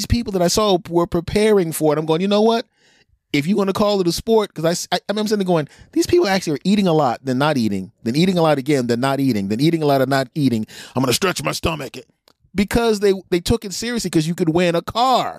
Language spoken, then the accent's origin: English; Philadelphia, Pennsylvania, United States; moved away; I'm originally from Philadelphia